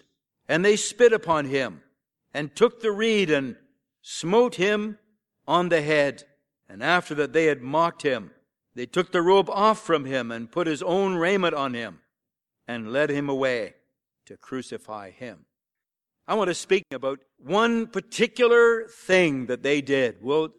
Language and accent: English; Sarnia, Ontario, Canada; when I grew up there down near Sarnia, Ontario, on a small farm